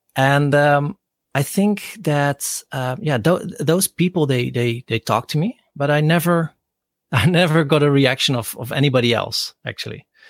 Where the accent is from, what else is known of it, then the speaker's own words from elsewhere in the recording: Rotterdam, South Holland, Netherlands; English is a second language; I grew up in Rotterdam